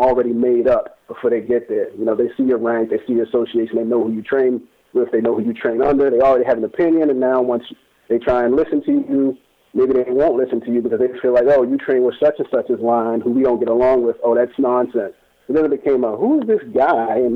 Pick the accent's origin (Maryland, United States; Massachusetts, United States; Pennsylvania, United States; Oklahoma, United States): Maryland, United States; Baltimore; where I'm from, like I'm from Baltimore, I grew up in one area that wasn't really the greatest area in town